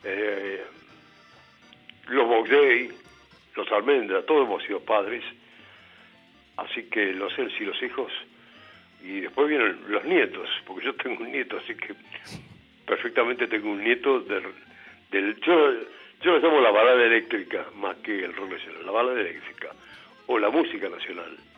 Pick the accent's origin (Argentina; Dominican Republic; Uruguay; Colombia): Argentina; Buenos Aires; yo soy de Buenos Aires